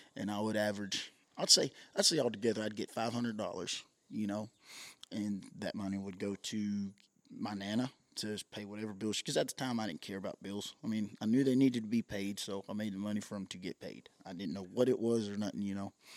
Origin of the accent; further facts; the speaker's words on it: Madill, Oklahoma, United States; I was raised in Medill, Oklahoma